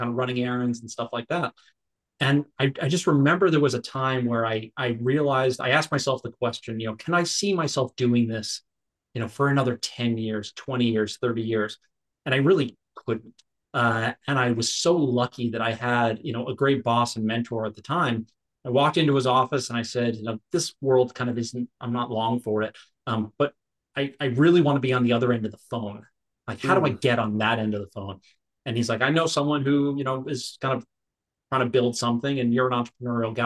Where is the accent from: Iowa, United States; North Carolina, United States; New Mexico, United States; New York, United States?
New York, United States; I grew up in New York.